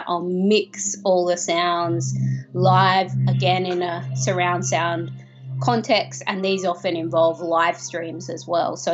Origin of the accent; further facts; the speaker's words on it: Australia; I'm an Australian sound artist and composer